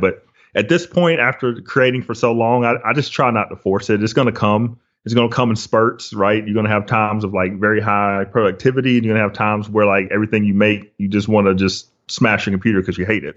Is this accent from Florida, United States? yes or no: no; Flowery Branch, Georgia, United States; also born or lived in Los Angeles; I grew up in Hall County, so in Flowery Branch, Gainesville area.